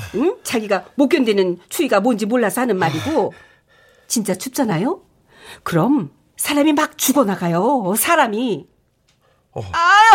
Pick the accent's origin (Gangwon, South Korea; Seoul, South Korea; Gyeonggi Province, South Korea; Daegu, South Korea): Gyeonggi Province, South Korea; Paju; 파주 출신이잖아.